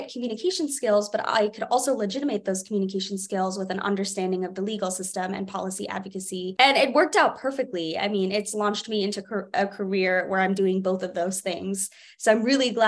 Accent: New Jersey, United States; now in Boston, United States; I was always that little nerd at the Camden Aquarium growing up in New Jersey

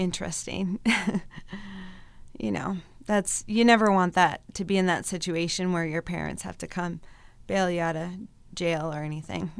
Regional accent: Mason City, Iowa, United States; also born or lived in Colorado; now in Mankato, United States; I grew up in, um, Mason City, Iowa.

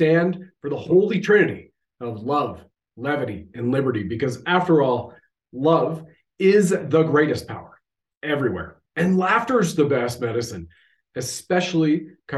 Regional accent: Canada

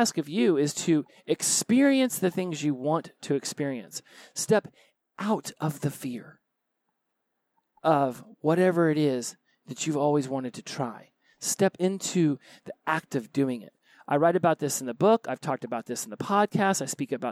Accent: Oklahoma, United States; moved away; also born or lived in Florida; I was born in Oklahoma

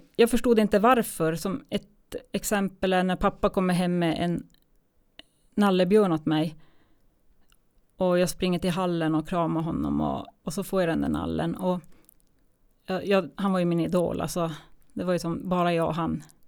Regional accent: Kiruna, Norrbotten County, Sweden; born or raised there; moved away as an adult; also born or lived in Gällivare / Tunisia / Umeå / Småland

